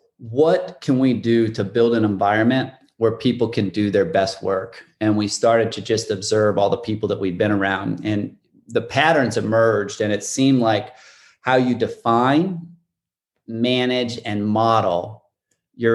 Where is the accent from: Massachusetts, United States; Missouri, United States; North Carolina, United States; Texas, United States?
Missouri, United States; Warrenton; I grew up, it was Warrenton, Missouri